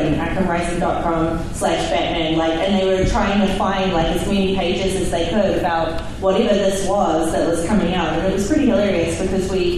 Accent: New Zealand; now in Canada; I'm originally from New Zealand

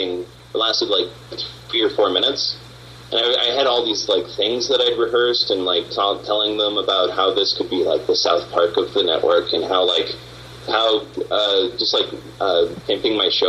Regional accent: Canada; I'm Canadian. Everybody who works on the show is Canadian

